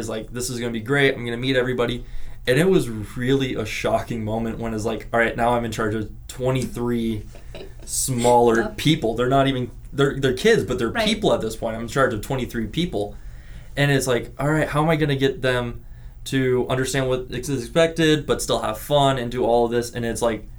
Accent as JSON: {"language": "English", "town": "Henderson", "region": "Nevada", "country": "United States", "tie": "born or raised there", "also_born_or_lived": "Reno", "said": "I have lived in Nevada my entire life. I grew up in Henderson, went to school in Reno, came back here to teach in Clark County"}